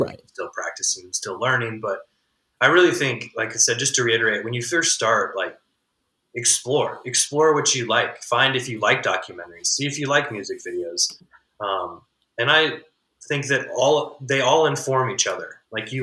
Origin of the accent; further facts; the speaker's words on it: Midwest, United States; as like a Midwesterner